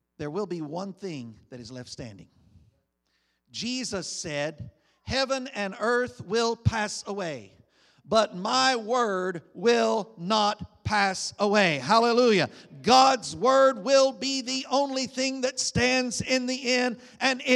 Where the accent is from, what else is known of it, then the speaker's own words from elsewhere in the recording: United States; As an American citizen